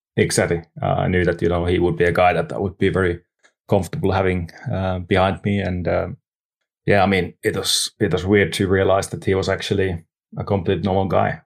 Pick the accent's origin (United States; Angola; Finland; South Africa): Finland; Lahti, Päijät-Häme; English is a second language; also born or lived in Nastola; Lahti, Finland, which is my hometown